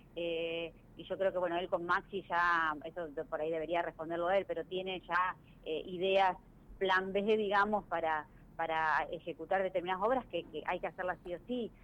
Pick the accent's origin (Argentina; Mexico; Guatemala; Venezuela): Argentina; Venado Tuerto, Santa Fe; also born or lived in Rosario; soy de Venado Tuerto, pero hice mis estudios universitarios en Rosario